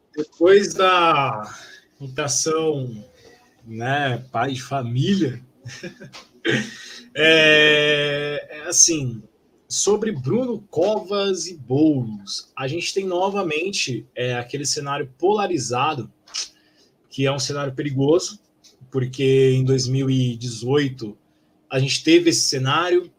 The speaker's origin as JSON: {"language": "Portuguese", "region": "São Paulo", "country": "Brazil", "said": "eu, como paulistano"}